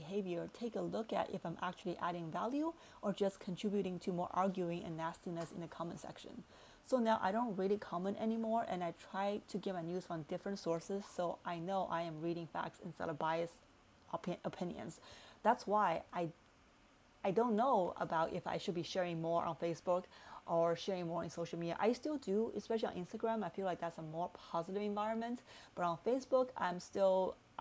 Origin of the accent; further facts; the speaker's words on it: China; now in United States; I'm originally from China